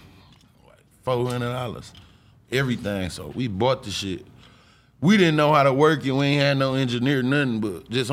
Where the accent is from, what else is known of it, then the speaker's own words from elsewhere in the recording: Flint, Michigan, United States; I was born and raised in Flint